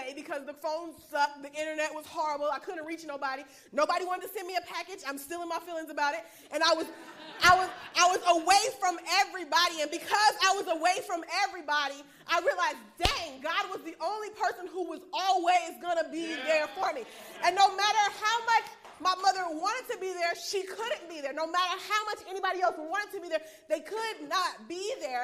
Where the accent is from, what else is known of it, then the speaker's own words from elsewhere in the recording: Huntsville, Alabama, United States; moved away as an adult; also born or lived in Maryland; I'm from Huntsville, Alabama.